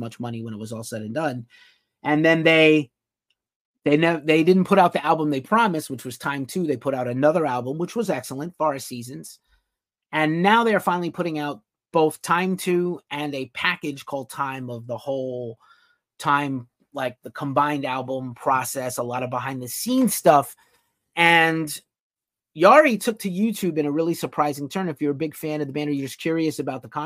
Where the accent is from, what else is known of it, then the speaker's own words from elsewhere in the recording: New York City, New York, United States; moved away; also born or lived in Brooklyn; I used to be a resident of Brooklyn. I'm from New York